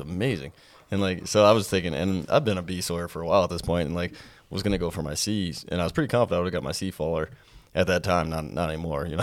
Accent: Whitehall, United States; my hometown to Whitehall

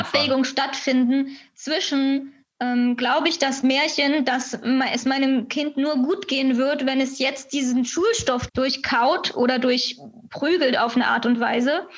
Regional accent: Cottbus, Brandenburg, Germany; now in Berlin, Germany; ich bin in Cottbus geboren

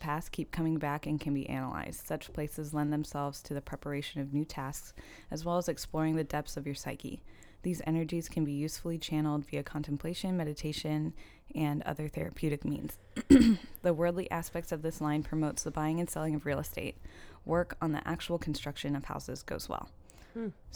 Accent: California, United States; moved away; my hometown, obviously, because I'm from California

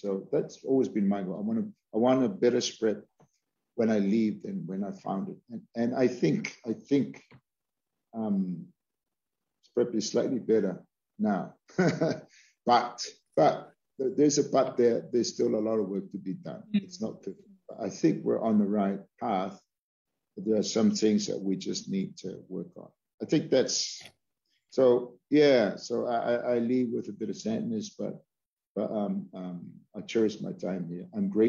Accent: Hawaii, United States; You know, I'm from Hawaii. You're from Hawaii, and we're people of the land.

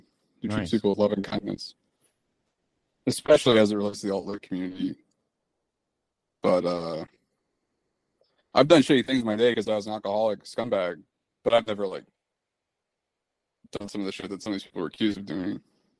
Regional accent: Lincoln, Nebraska, United States; I'm from Lincoln, Nebraska

